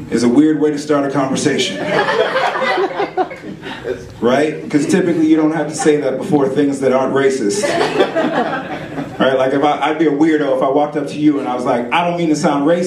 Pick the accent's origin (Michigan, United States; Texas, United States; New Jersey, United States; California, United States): California, United States; Oakland; also born or lived in Chico; I grew up in Oakland, which has a stereotype of being a rough place.